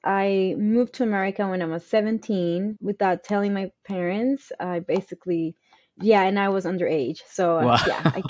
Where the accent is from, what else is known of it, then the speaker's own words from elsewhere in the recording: East Coast, United States; And I come from the East Coast in the South.